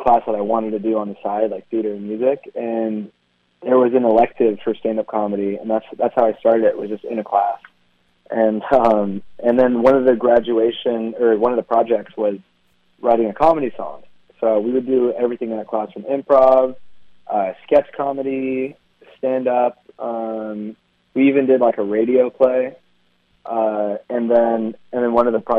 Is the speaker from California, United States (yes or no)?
yes; Sacramento, California, United States; also born or lived in Philippines / Los Angeles; So I grew up first 5 years in L.A., and then when we came from the Philippines, and then the rest of my life mostly in Sacramento